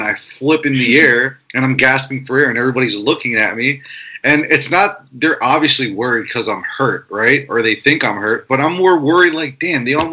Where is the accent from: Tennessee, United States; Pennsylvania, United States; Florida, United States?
Pennsylvania, United States; Philadelphia; I grew up in Philadelphia